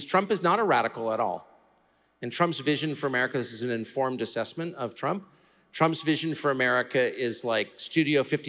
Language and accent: English; United States; to be an American